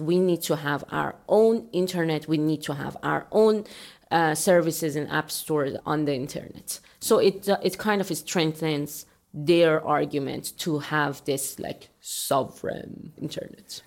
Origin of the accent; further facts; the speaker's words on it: Iran; moved away as an adult; also born or lived in Europe / Germany; now in United States; I am from Iran